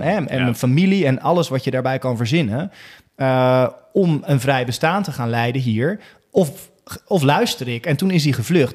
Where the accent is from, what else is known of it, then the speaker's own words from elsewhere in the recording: Rotterdam, South Holland, Netherlands; in Rotterdam, Alexanderpolder, waar ik vandaan kwam, in mijn leeftijdscategorie, want ik was tien